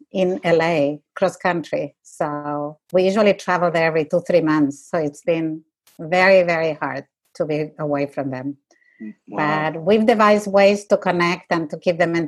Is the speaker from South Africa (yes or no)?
no; Santiago, Santiago Metropolitan Region, Chile; moved away as an adult; also born or lived in Canada; now in New York, United States; I was born in Santiago, Chile, and I left Chile when I was 20 years old in 1969